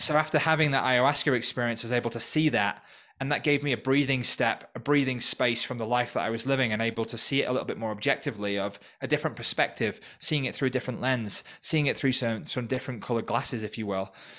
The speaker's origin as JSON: {"language": "English", "region": "North Wales", "country": "United Kingdom", "tie": "born or raised there", "also_born_or_lived": "Manchester", "moved": "as an adult", "lives_now": "Peru", "said": "growing up in North Wales. I'm originally from the U K"}